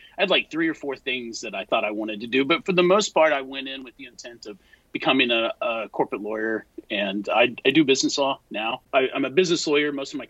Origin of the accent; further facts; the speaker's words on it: Salado, Texas, United States; moved away as an adult; now in Dallas, United States; I'm from a really small town in central Texas, Salado, Texas